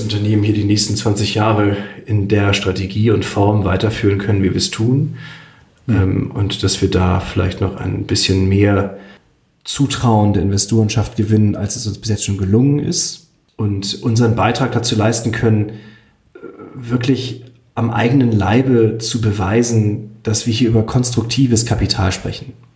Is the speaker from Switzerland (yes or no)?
yes; Switzerland; ich bin ja auch Schweizer